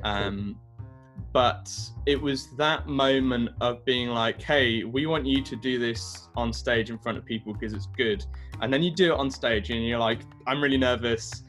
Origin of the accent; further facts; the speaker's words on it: Brighton, South East England, United Kingdom; I grew up in Brighton, South Coast, England.